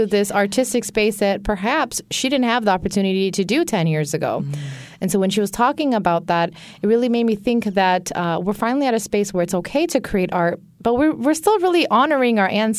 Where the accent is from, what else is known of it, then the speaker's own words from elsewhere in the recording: Bangladesh; So growing up as a kid, anytime I would tell someone that I was from Bangladesh, people would look at me like, what's that?